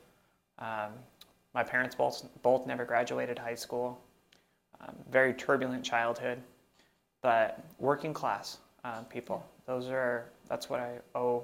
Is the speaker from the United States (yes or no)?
yes; Phoenix, Arizona, United States; also born or lived in Mesa, Arizona; I'm from Central Phoenix. I was born in Mesa in 1984